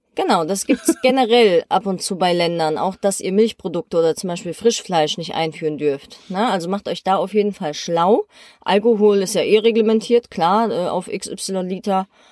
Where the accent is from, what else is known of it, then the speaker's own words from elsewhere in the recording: Germany; bei uns in Deutschland